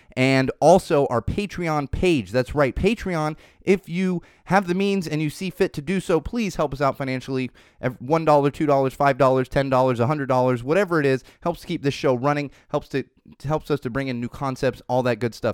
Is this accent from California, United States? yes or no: yes; Poway, California, United States; moved away; I'm from Poway